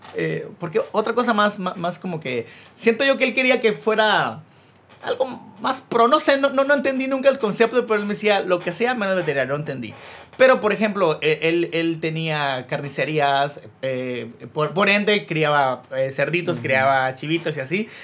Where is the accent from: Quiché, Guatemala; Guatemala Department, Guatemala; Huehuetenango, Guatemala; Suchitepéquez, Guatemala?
Suchitepéquez, Guatemala; Chicacao, near Mazatenango; Yo soy de Chicago y viajaba a Mazate todos los días por el colegio